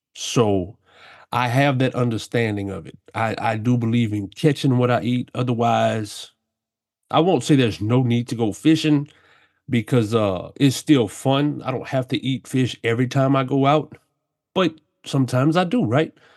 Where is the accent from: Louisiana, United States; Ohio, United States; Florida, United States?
Louisiana, United States; South; I grew up down here in South Louisiana my whole life.